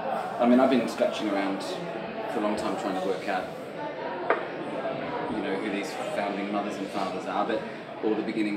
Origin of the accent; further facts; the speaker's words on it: Sydney, New South Wales, Australia; now in London, United Kingdom; Sydney. Sydney? Yeah. And then kind of grew up in the outskirts around there.